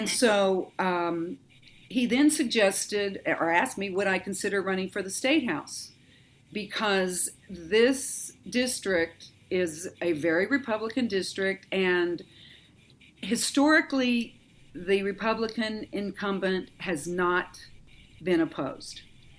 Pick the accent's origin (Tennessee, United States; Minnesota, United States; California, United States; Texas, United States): Texas, United States; also born or lived in Seattle, Washington; but I was born in Seattle, Washington. My mom and dad divorced when I was 10, and so I did most of my public education in Texas.